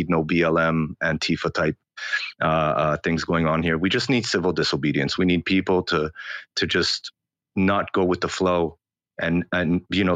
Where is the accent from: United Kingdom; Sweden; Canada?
Canada; also born or lived in Australia; now in Israel; So I grew up in Canada, and then I moved all over the world, and I came back to Israel about 6 years ago